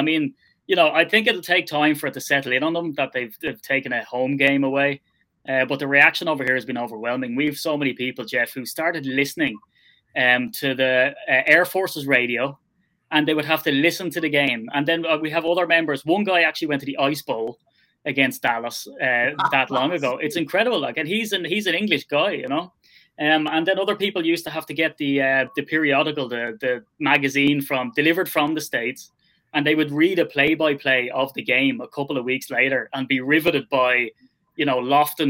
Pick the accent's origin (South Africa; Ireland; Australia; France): Ireland; as an Irishman